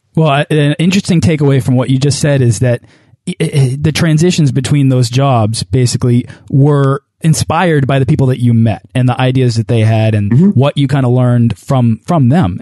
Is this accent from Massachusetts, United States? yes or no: yes; Boston, Massachusetts, United States; I'm from Boston.